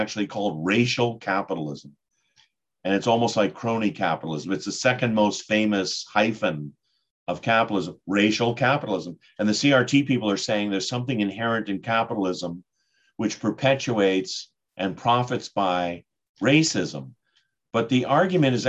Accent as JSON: {"language": "English", "town": "Boston", "region": "Massachusetts", "country": "United States", "said": "And I'm from Boston."}